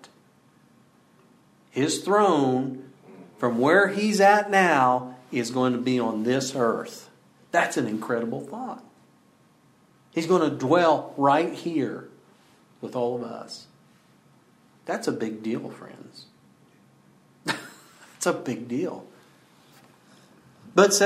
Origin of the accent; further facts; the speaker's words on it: Battle Ground, Washington, United States; I grew up outside Battleground, but often we'd go into town